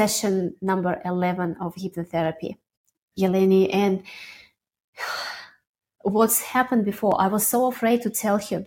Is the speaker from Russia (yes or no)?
yes; Russia; born or raised there; moved away